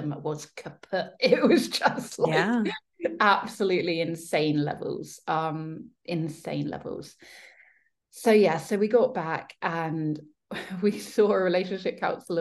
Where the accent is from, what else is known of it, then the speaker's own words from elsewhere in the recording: Devon, South West England, United Kingdom; moved away as an adult; now in London, United Kingdom; I was still in my hometown, like little small seaside town, knew everyone, grew up there